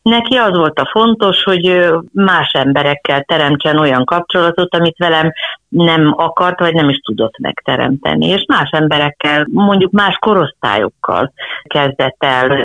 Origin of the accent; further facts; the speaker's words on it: Budapest, Hungary; Abban az időben nem volt senkinek, lehet, hogy valakinek vidéken vagy falun előfordulhatott, hogy volt egy-egy lova, de itt Budapesten sportegyesületek voltak